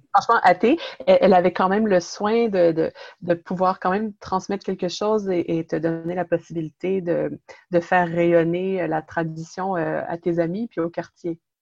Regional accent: Quebec, Canada; accent: Québécois; also born or lived in Montreal; je suis d'origine italienne, née au Québec et je vis et je travaille dans la région de Montréal

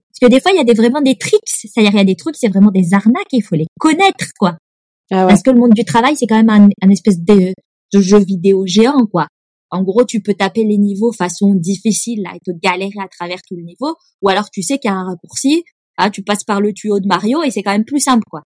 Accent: Nice, Provence-Alpes-Côte d'Azur, France; born or raised there; moved away as an adult; also born or lived in Lyon / Paris; now in Sweden

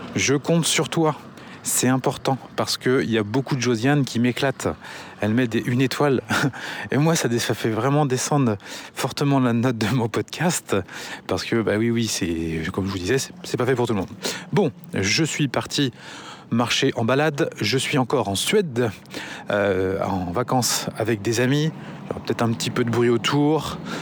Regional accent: Angers, Pays de la Loire, France; also born or lived in Paris; nous sommes originaires d'Angers

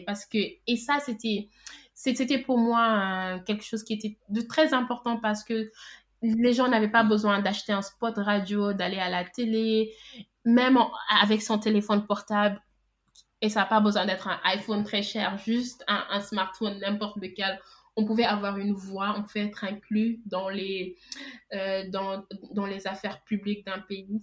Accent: Senegal; Je suis sénégalaise, j'ai vécu toute ma vie au Sénégal.

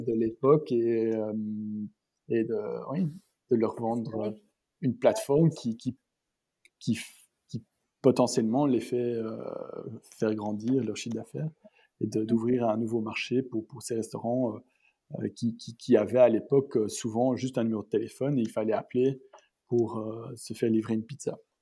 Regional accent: Antwerp, Flanders, Belgium; moved away as an adult; also born or lived in Brussels / California; je suis né à Anvers. Mes parents euh, ont, toujours vécu à Anvers, donc je, suis né là-bas et j'ai mhm. étudié là-bas euh, jusqu'à mes secondaires

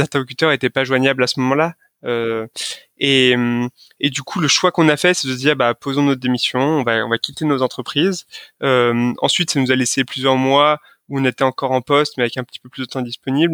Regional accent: Lyon, Auvergne-Rhône-Alpes, France; je suis originaire de Lyon

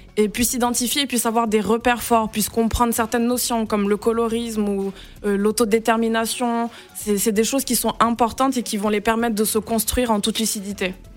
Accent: Senegal; je suis née, j'ai grandi au Sénégal

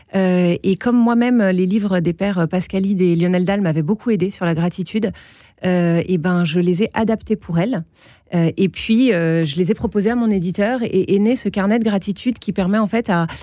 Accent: Alsace, Grand Est, France; j'ai grandi en Alsace

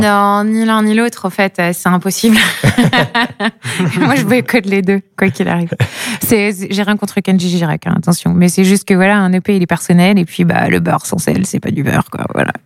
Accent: coast of Brittany, France; now in Brest, France; je suis originaire du côté de Prescott, en fait. Donc, je viens vraiment de la côte

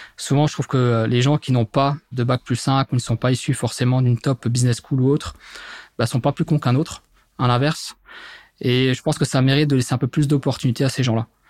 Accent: Mulhouse, Grand Est, France; now in Metz, France; je suis originaire à la base de Mulhouse, en Alsace, dans le Grand Est. Aujourd'hui, je vis du côté de Metz depuis maintenant quasiment 8 ans

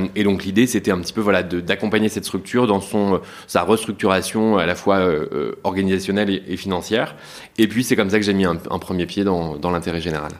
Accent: Douvrin, Hauts-de-France, France; moi, je suis originaire des Hauts-de-France, donc de Lille pour être assez large en réalité, de Douvrin, une petite ville dans le Pas-de-Calais

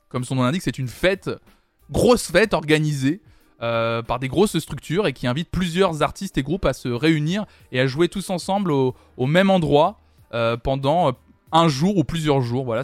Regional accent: United States; moi je suis américain, je kiffe des artistes français.

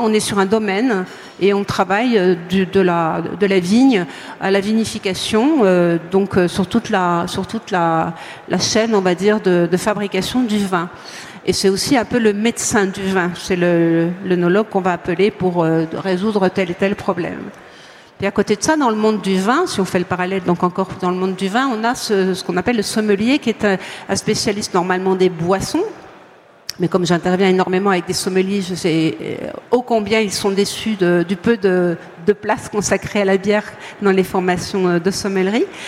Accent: Montbéliard, Bourgogne-Franche-Comté, France; je suis née euh, à Montbéliard, donc je suis franc-comtoise.

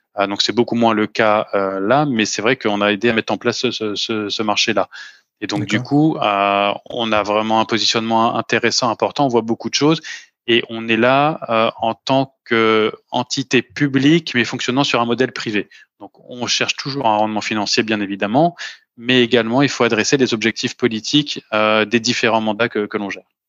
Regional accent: Paris, Île-de-France, France; moved away as an adult; now in Luxembourg; je suis né, j'ai grandi et j'ai toujours travaillé à Paris

